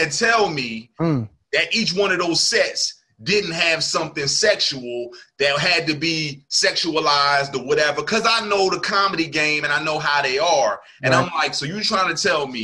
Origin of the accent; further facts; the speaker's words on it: North Carolina, United States; North Carolina